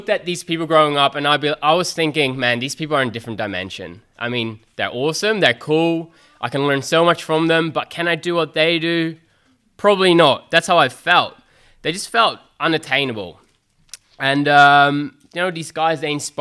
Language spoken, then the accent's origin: English; Netherlands; moved away as an adult; now in Australia; I'm originally from Holland